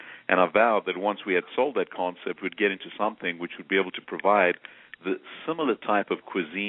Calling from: Atlanta, Georgia, United States; I'm calling from Atlanta, Georgia.

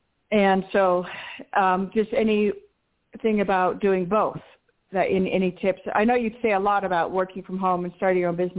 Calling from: Colorado, United States; now I'm calling from Colorado.

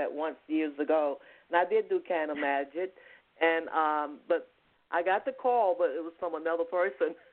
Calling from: Georgia, United States

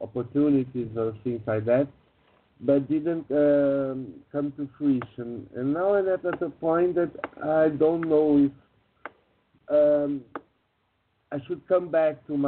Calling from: Brazil; I'm calling from Brazil

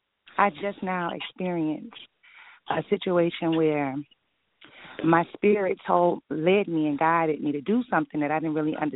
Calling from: Detroit, Michigan, United States; I'm calling from Detroit, Michigan.

